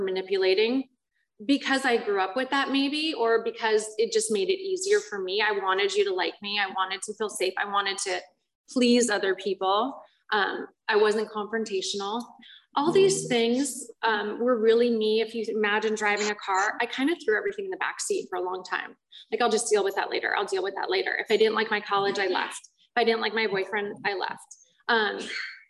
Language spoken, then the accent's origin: English; Culver City, California, United States; I grew up in Culver City in Los Angeles